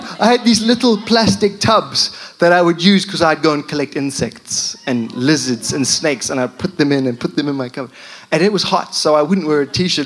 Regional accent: Zimbabwe; moved away as an adult; also born or lived in London; now in United Kingdom; I'm from Zimbabwe.

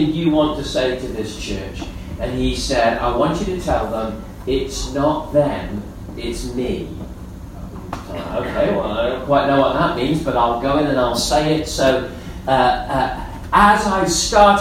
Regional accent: Gibraltar; moved away; I grew up in Gibraltar

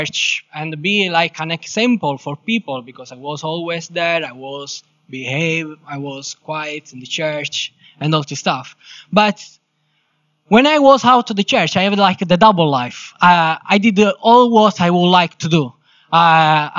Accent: Sicily, Italy; English is a second language; moved away as an adult; now in England; I'm from Italy, specifically Sicily.

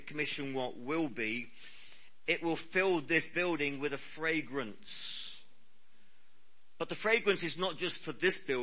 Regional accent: Cornwall, South West England, United Kingdom; I'm Cornish.

